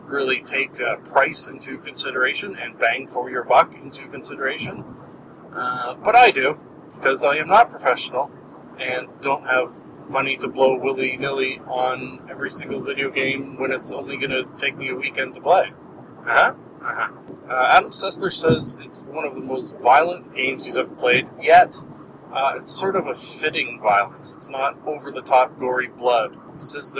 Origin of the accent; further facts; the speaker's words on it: Canada; a Canadian living in Canada